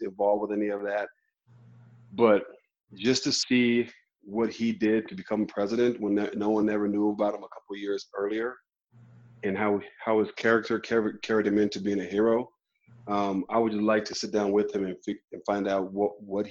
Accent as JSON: {"language": "English", "region": "New Mexico", "country": "United States", "tie": "born or raised there", "also_born_or_lived": "Albuquerque, New Mexico", "said": "I'm a native from New Mexico, born and raised in Albuquerque, raised in northern New Mexico in the mountains"}